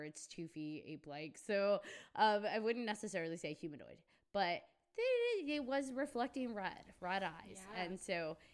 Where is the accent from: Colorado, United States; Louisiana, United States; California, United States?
Colorado, United States; moved away; I come from Colorado